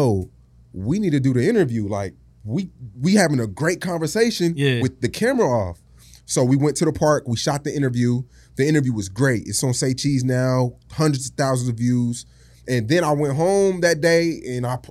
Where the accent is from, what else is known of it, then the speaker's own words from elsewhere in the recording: Arlington, Texas, United States; I grew up in Arlington, Texas.